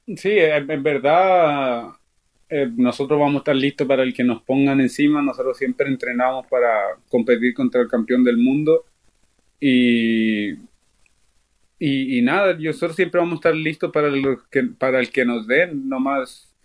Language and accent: Spanish; Chile; now in Chicago, United States; mi pueblo chileno